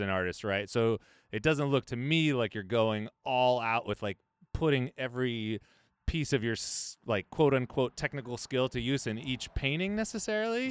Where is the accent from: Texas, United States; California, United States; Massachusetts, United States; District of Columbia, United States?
California, United States; Central Valley; we grew up in the valley, Central Valley